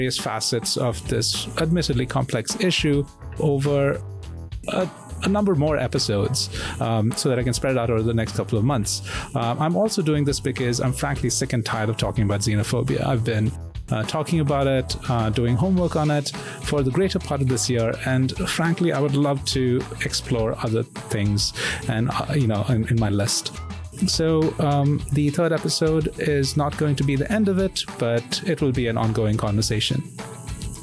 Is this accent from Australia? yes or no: no; India; now in Singapore; I'm an Indian expat living in Singapore